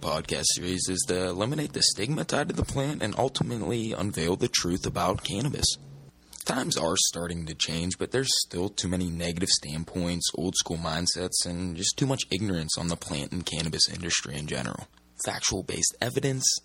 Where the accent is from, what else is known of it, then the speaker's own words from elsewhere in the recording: Pittsburgh, Pennsylvania, United States; I'm from Pittsburgh, Pennsylvania.